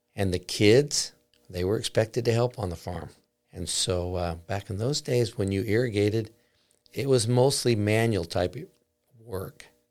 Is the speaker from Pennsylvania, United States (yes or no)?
no; Basin City, Washington, United States; my life growing up in Basin City. I grew up on a farm close to Ringgold, which is down by the Columbia River